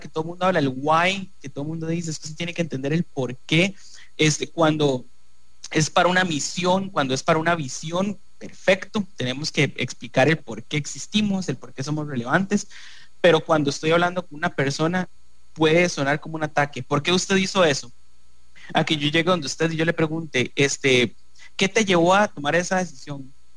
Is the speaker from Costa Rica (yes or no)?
yes; Costa Rica; nosotros como costarricenses